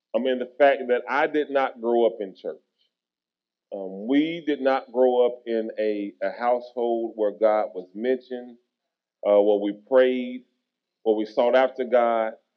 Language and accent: English; Tennessee, United States; moved away as an adult; also born or lived in Kentucky / Texas; when I moved back to Tennessee, which was my hometown